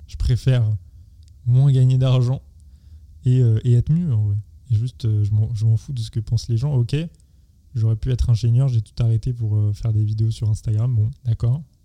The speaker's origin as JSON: {"language": "French", "area": "Seine-et-Marne", "region": "Île-de-France", "country": "France", "tie": "born or raised there", "said": "je viens du, de, de Seine-et-Marne"}